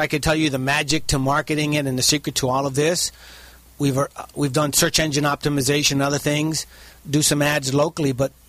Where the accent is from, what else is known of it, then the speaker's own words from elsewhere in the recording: New York City, New York, United States; moved away as an adult; now in California, United States; Born and raised in New York City.